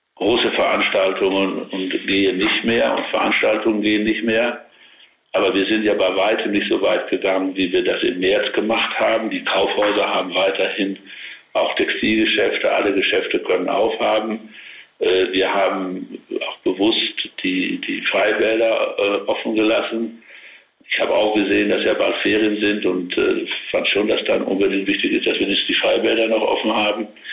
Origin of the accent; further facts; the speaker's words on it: Münsterland, North Rhine-Westphalia, Germany; ich bin ja auch Münsterländer